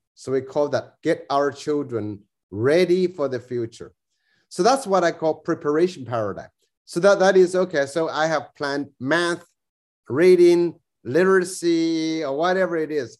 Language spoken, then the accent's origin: English; New South Wales, Australia; I'm Australian, you know, I'm uh, you know New, New South Wales kind of kind of person